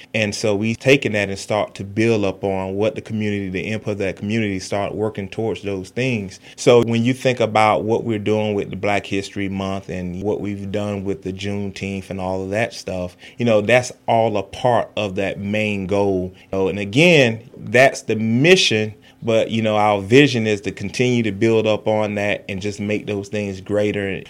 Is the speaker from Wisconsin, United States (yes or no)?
no; Fort Pierce, Florida, United States; also born or lived in Apalachicola, Florida; I'm actually originally from Apalachicola, but I grew up in Fort Pierce, Florida